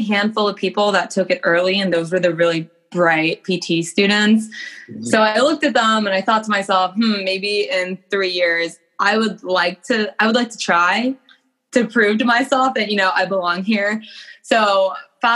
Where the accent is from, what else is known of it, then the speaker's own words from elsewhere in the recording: Alexandria, Virginia, United States; I grew up in Alexandria, Virginia.